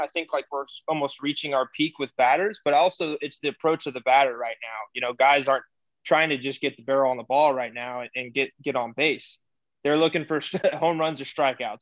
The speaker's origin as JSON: {"language": "English", "town": "Houston", "region": "Texas", "country": "United States", "said": "we're from Texas, I'm from Houston"}